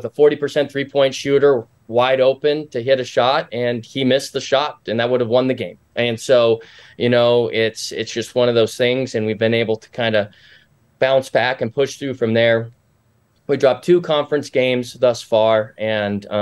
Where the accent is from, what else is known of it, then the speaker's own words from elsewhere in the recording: Spokane, Washington, United States; moved away; I'm originally from Spokane, Washington